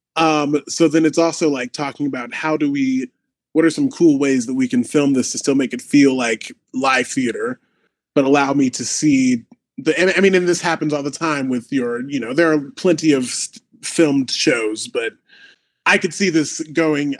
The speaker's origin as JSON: {"language": "English", "town": "Omaha", "region": "Nebraska", "country": "United States", "moved": "yes", "lives_now": "Chicago, United States", "said": "I am from Omaha, Nebraska, live in Chicago, Illinois"}